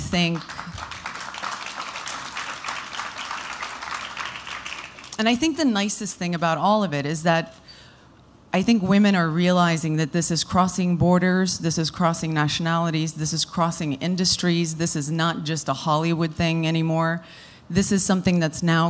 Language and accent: English; South Africa; moved away; it was born out of the love that I have for my home country. I was born and raised there